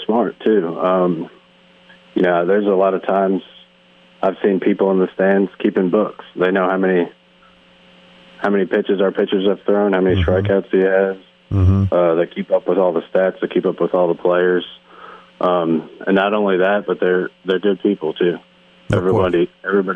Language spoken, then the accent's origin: English; New Jersey, United States; moved away as an adult; growing up in New Jersey